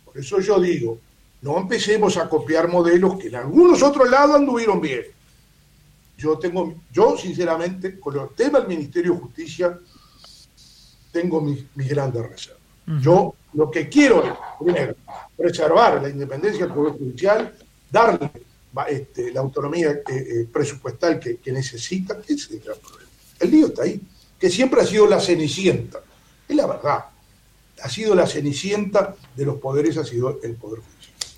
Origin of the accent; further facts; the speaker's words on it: Uruguay; como profesor de Derecho Constitucional, como uruguayo